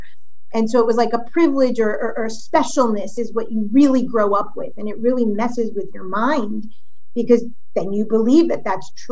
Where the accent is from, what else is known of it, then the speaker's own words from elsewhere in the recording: Miami, Florida, United States; also born or lived in Brooklyn, New York; when I was born, they actually bought land in South Florida and built house one next to the other